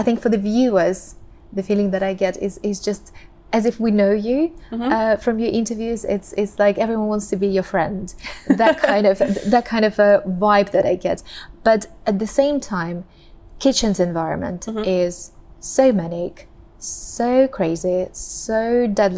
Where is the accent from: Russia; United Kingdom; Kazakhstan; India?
Russia; So I come from Russia and we eat cabbage a lot.